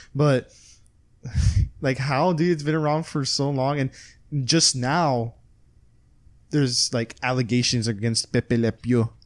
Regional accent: Texas, United States; we're from Texas

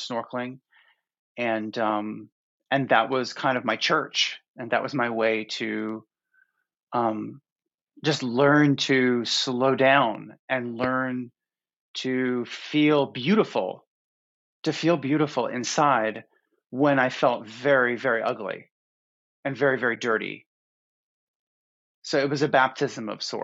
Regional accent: Florida, United States; growing up in Florida

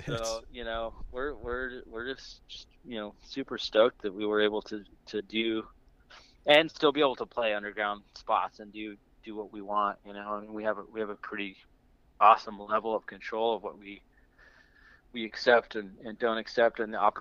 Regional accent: New Mexico, United States; now in Bay Area, United States; I grew up in New Mexico, but I moved out here probably I think I got out here around 2004, 2005

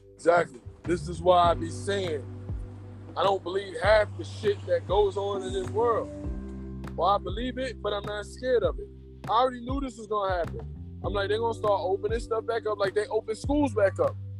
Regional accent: New York City, New York, United States; I'm from New York. I'm from Brooklyn

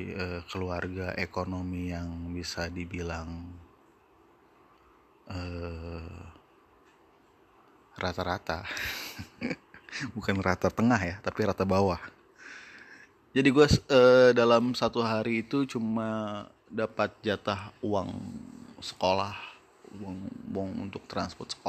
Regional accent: Mesuji, Lampung, Indonesia; also born or lived in South Sumatra; kalau di kampung gue ya, di di di di Mesuji tepatnya di di Mesuji itu kalau dulu masih uh, masih bagian dari Kabupaten Tulang Bawang

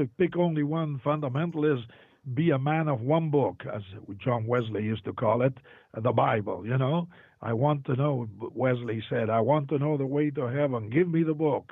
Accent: Argentina; moved away; I was born in Argentina

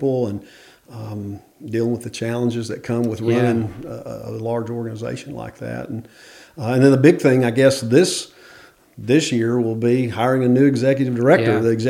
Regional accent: Memphis, Tennessee, United States; moved away as an adult; now in Dover, Arkansas, United States; originally I'm from Memphis, mm-hmm. and spent the first probably 25 years of my life there, and my wife is from there

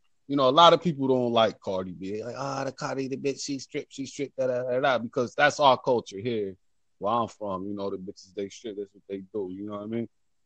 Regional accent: Dayton, Ohio, United States; I'm from Ohio, Dayton, man. You know what I'm saying? Dayton, Ohio, man. I'm rep Dayton, man.

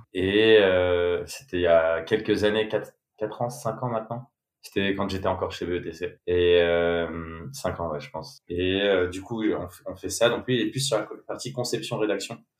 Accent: Bordeaux, Nouvelle-Aquitaine, France; j'ai grandi à Bordeaux. j'ai fait toute ma scolarité là-bas.

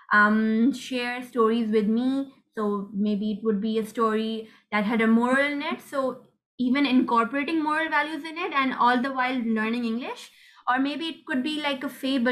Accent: Pakistan; I'm 15 and I'm from Pakistan.

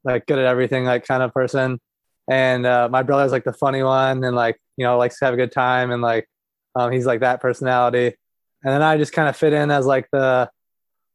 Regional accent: Chelsea, Michigan, United States; I was born and raised in Chelsea until we moved to like a slightly different town later in high school

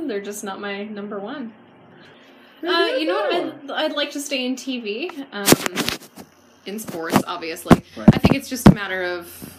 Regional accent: Canada; as a Canadian

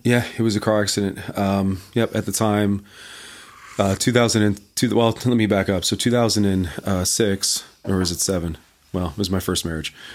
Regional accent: Canada; moved away; also born or lived in North Carolina; I'm from Canada

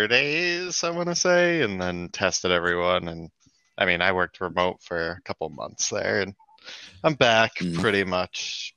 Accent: Massachusetts, United States; also born or lived in California; Yeah, I was born in Massachusetts in the same city that I live now, and then ended up moving to California as a child.

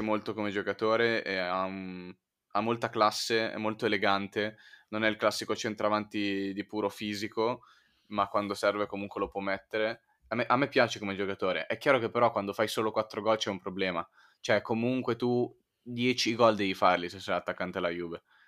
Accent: Milan, Lombardy, Italy; da milanese

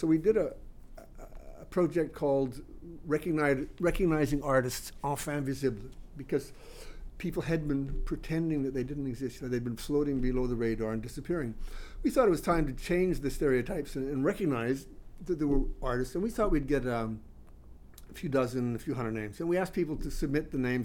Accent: Australia; moved away as an adult; also born or lived in Canada; now in Montreal, Canada; I grew up in Australia, actually. I mean, I was born in Canada, but my family moved there when I started high school

